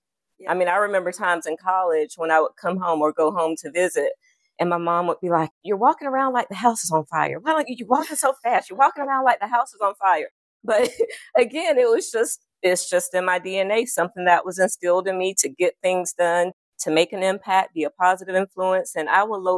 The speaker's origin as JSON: {"language": "English", "town": "Clio", "region": "South Carolina", "country": "United States", "tie": "born or raised there", "said": "I grew up in a very, very small town, humble beginnings, Clio, South Carolina"}